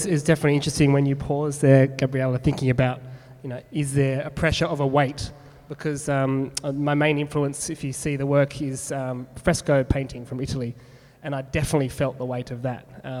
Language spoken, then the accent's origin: English; Perth, Western Australia, Australia; I think it comes from growing up in Perth.